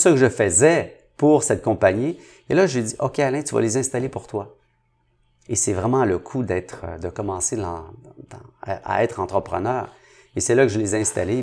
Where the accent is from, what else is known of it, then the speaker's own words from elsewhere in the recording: Montreal, Quebec, Canada; Je viens de Saint-Henri